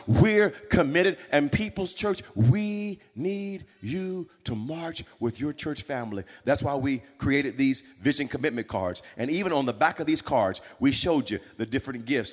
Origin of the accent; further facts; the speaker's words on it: Wewoka, Oklahoma, United States; I grew up in Little Wewoka, and we would come to the city about once a month